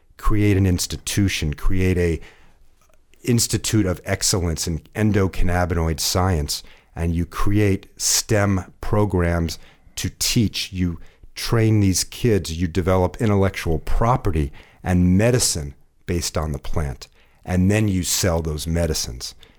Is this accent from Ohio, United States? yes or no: yes; Ohio, United States; now in California, United States; I'm from Ohio